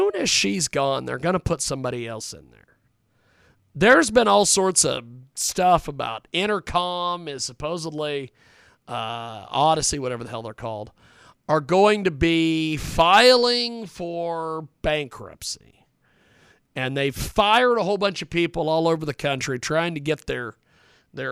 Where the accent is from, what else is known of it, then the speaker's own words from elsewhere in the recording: Kansas, United States; I was from Kansas